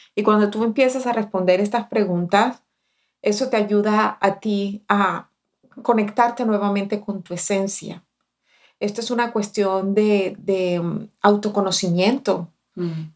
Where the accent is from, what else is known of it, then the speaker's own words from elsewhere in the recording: Barranquilla, Atlántico, Colombia; now in United States; Cuando yo llegué recién desempacada de Barranquilla